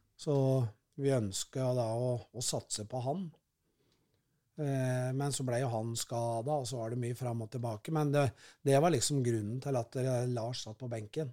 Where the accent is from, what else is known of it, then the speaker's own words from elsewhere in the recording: Kongsvinger, Innlandet, Norway; moved away as an adult; also born or lived in Lillehammer; now in Oslo, Norway; jeg er jo født og oppvokst på Kongsvinger.